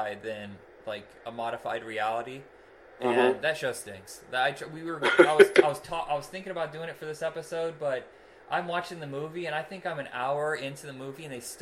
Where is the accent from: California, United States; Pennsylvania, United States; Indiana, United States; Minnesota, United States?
Indiana, United States; we're from Indiana